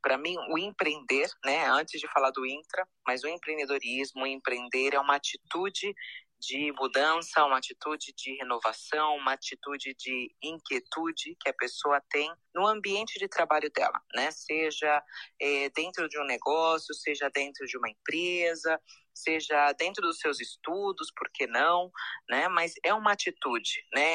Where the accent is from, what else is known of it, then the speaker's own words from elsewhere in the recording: Brazil; sou brasileira também